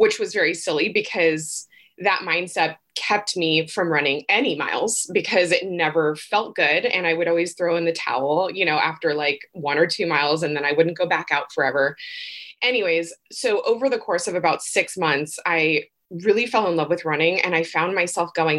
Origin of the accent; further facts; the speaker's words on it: Northern California, United States; moved away as an adult; now in Santa Barbara, United States; Originally from Northern California, though. So I grew up in Northern California